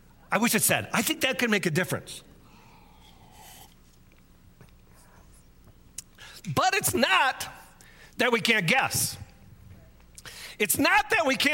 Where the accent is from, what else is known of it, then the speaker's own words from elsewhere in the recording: United States; us as American Westerners